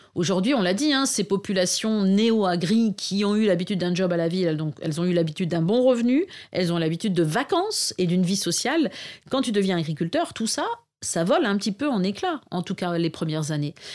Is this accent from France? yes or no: yes; Arras, Hauts-de-France, France; j'ai grandi à Arras, donc ville de 60 000 habitants